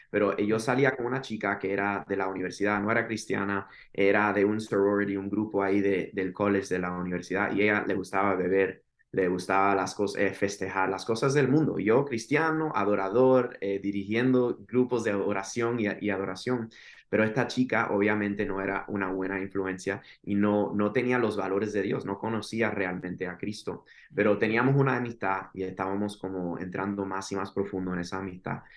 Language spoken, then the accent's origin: Spanish; Miami, Florida, United States; soy de Miami, Florida, de padres cubanos, nacido en Miami, Florida.